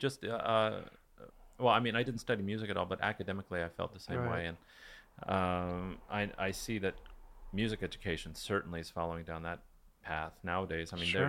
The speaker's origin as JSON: {"language": "English", "town": "Newport Beach", "region": "California", "country": "United States", "tie": "born or raised there", "said": "I grew up in Newport Beach in Orange County as well."}